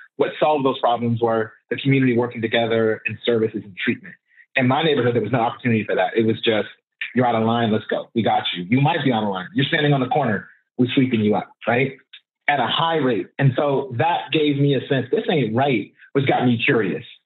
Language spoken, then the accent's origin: English; Oakland, California, United States; I'm from Oakland and I'm third, second generation. My mother was born and raised here. I was born and raised here